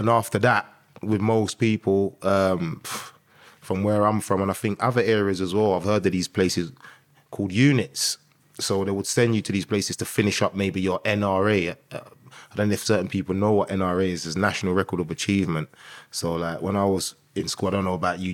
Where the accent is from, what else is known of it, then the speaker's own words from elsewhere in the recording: London, United Kingdom; I grew up in North London, um, with Green to start off with, um, Tottenham, uh, for the middle part, and then Finsbury Park